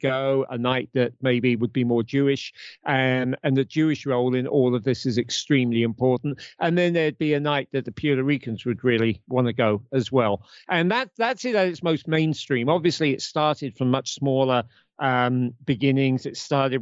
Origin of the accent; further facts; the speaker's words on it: United Kingdom; I'm a Brit